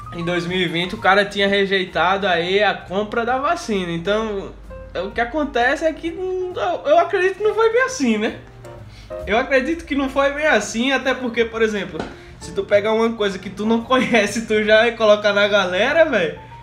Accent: Brazil; Aqui no Brasil, como a gente é brasileiro

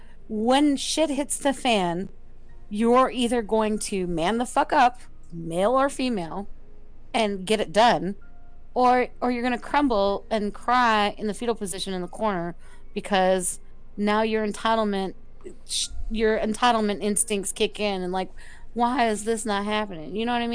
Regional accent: the South, United States; I'm a female. I'm a minority, and I'm from the South.

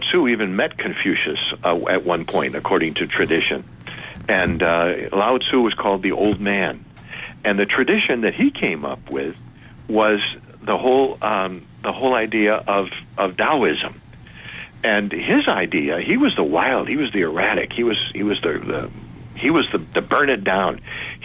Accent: Detroit, Michigan, United States; I went to Westminster Presbyterian Church in Detroit, Michigan

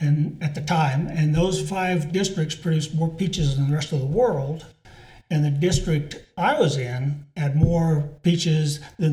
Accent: Modesto, California, United States; moved away as an adult; also born or lived in Texas / England / Sacramento, California / Illinois; now in Longmont, United States; I grew up in Modesto, California, 75 miles south of Sacramento. In the city, the house I grew up in was built in 1946. We moved in 1957

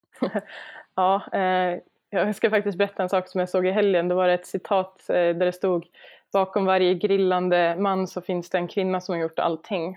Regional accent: Sweden; jag som svensk

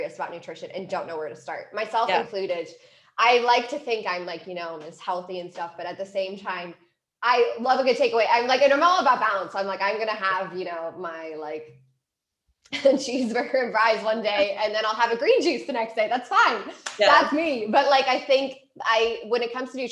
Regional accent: Cleveland, Ohio, United States; moved away as an adult; also born or lived in San Diego, California; I am from Cleveland, Ohio, and after I graduated from my undergrad, I decided to move to California.

